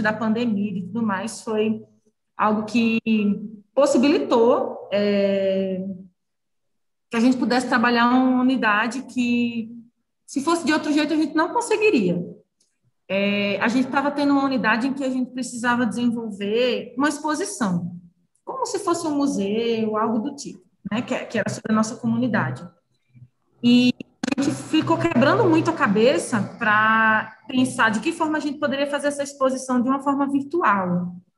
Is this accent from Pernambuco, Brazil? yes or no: yes; Recife, Pernambuco, Brazil; moved away as an adult; also born or lived in Brasília; eu sou de Recife, é, eu não tinha muitos amigos em em Brasília